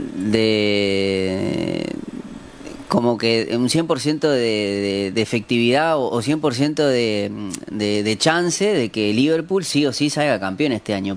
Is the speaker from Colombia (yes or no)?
no; Uruguay; como uruguayos